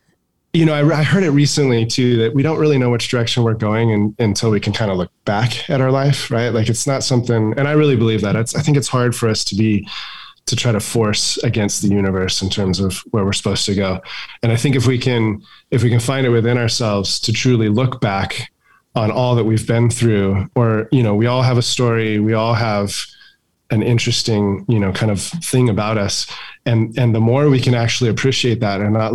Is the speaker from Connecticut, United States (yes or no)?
no; Barstow, California, United States; It's a poor town in Barstow, and didn't have a ton of means, but also had what we needed